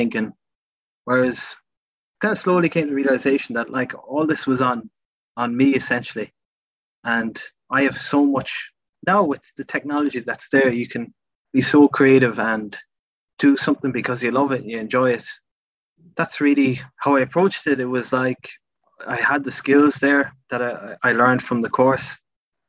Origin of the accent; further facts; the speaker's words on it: Galway, Connacht, Ireland; I grew up in Renmore